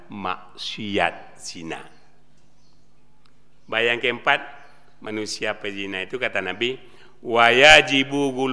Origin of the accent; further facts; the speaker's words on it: West Sumatra, Indonesia; saya ngomongnya Muslim. Saya orang Sumatera Barat.